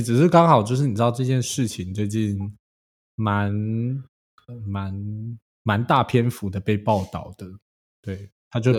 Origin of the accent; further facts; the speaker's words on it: China; 其实我是中国人，我挺饿。